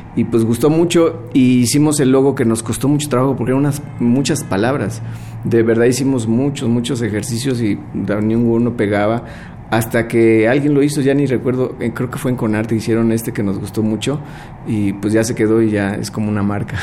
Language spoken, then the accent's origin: Spanish; Mexico City, Mexico; nosotros nacimos aquí en la Ciudad de México y pues toda la vida hemos estado por aquí